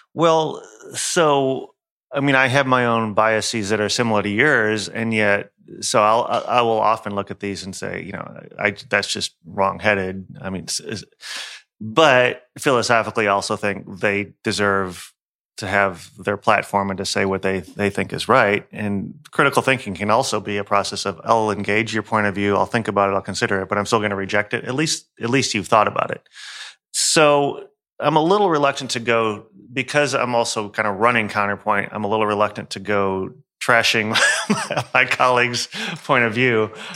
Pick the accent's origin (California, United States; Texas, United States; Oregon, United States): Texas, United States; Houston; I'm an, a Houstonian.